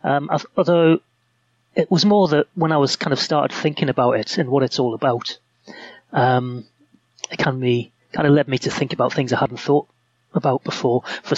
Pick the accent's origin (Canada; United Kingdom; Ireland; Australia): United Kingdom; Hexham, North East England; moved away as an adult; now in Leeds, United Kingdom; I grew up in the northeast. My family live in a town called Hexham in Northumberland. And I came to Leeds in 1992 to go to university. And I'm one of those people who's done that and never gone back.